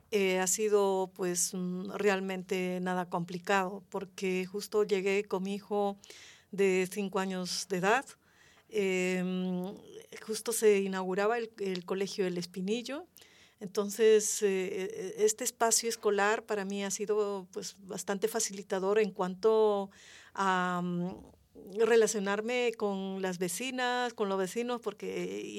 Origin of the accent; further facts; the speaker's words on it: Andean region, Peru; now in Madrid, Spain; en mi país también es tan extenso, yo soy de la región andina y claro, esto también hace que, no todos los peruanos, peruanas, eh, eh, digamos, provenimos del mismo lugar. Mm, al mismo tiempo también pertenezco a Madrid, ¿no? O sea, me siento madrileña.